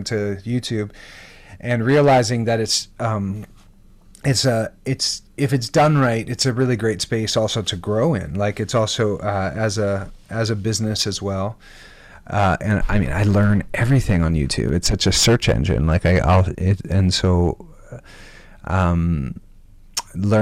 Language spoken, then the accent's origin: English; Canada; I'm Canadian